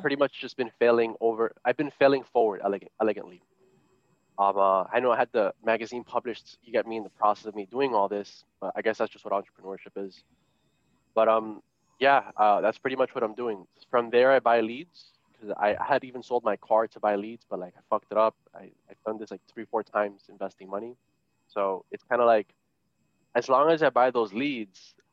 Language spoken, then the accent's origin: English; United States; I was born here, by the way, so I could be president, because I was born here. I'm American